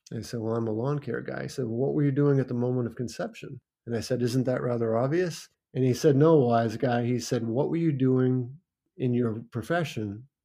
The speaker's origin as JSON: {"language": "English", "region": "Maine", "country": "United States", "tie": "born or raised there", "also_born_or_lived": "Falmouth, Maine", "said": "I grew up in Maine on the farm."}